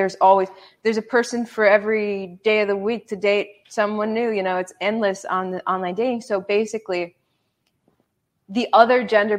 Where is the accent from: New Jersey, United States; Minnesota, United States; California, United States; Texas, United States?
Minnesota, United States; I'm from Minnesota.